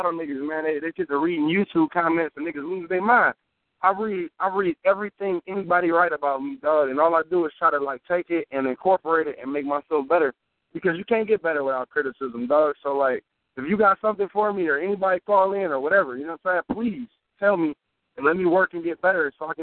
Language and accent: English; Detroit, Michigan, United States; I'm from Detroit.